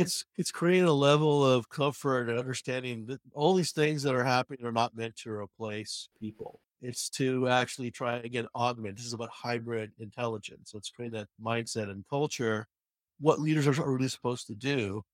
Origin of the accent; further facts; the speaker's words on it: New York, United States; I'm from New York